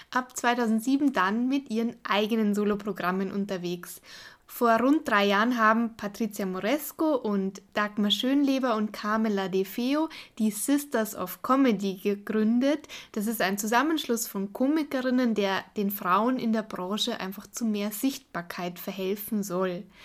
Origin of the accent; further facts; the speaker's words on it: Italy; Ich bin Italienerin mit schwäbischem Migrationshintergrund